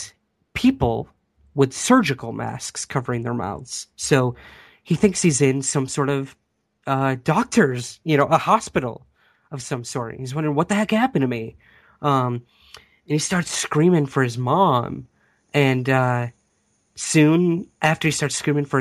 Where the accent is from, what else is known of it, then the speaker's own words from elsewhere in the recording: Syracuse, New York, United States; right outside Syracuse, New York, which is actually my hometown